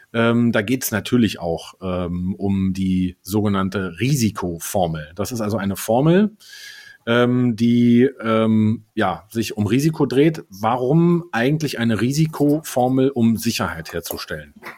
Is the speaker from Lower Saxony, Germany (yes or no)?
no; Berlin, Germany; als Berliner